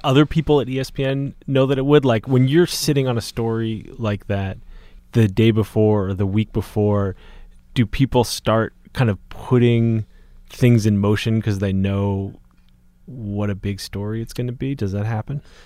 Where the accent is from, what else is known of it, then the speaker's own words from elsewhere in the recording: Boston, Massachusetts, United States; I grew up in Boston